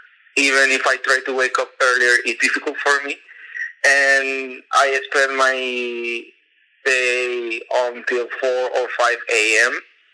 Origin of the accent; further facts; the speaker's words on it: Venezuela; moved away as an adult; now in Istanbul, Turkey; I'm from Venezuela, but I have been living here in Istanbul for almost 4 years already.